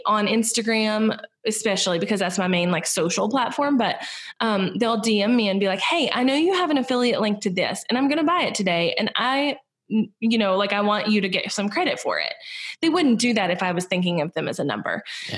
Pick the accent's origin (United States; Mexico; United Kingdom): United States; Southern United States; accent: Southern; in the US I'm Southern and I have a pretty distinct accent